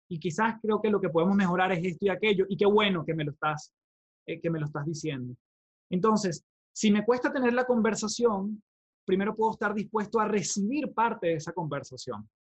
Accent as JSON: {"language": "Spanish", "country": "Venezuela", "moved": "yes", "lives_now": "Chile", "said": "yo vengo de Venezuela, soy venezolano, eh, vivo actualmente en Chile"}